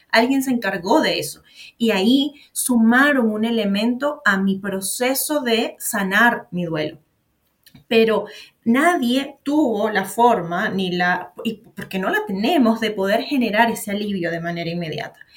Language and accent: Spanish; Venezuela; moved away as an adult; now in Santiago, Chile; yo soy venezolana, pero vivo en Santiago de Chile.